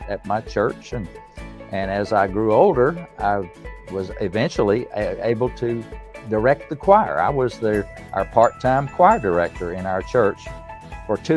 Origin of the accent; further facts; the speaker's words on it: Erwin, Tennessee, United States; I was born in Tennessee in the United States, in the East Tennessee, up in the mountains.